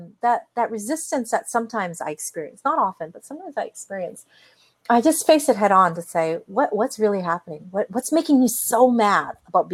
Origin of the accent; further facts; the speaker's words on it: Canada; I'm Canadian.